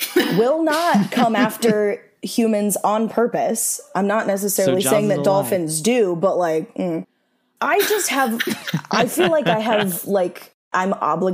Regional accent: Arizona, United States; also born or lived in Illinois; I lived in Illinois till I was 10. And then I grew up in Arizona after that.

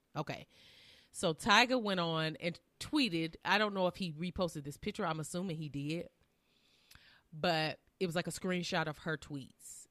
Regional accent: Southern Illinois, United States; now in Tennessee, United States; We are from Southern Illinois

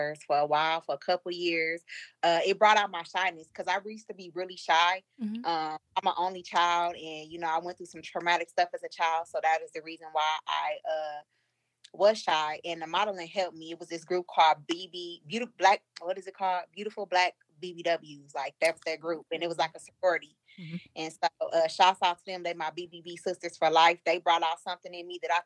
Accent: Milwaukee, Wisconsin, United States; I come from the trenches. I'm from Milwaukee

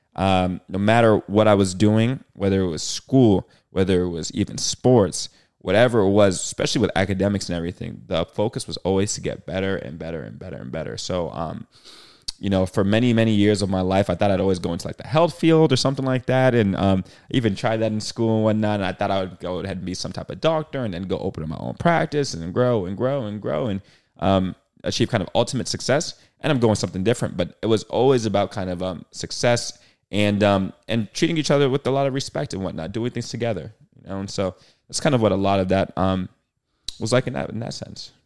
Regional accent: Boston, Massachusetts, United States; moved away as an adult; now in Los Angeles, United States; I'm born and raised in Boston, Massachusetts.

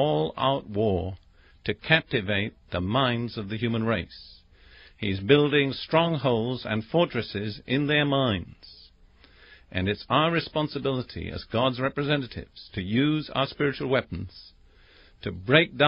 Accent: England, United Kingdom; I'm English by background

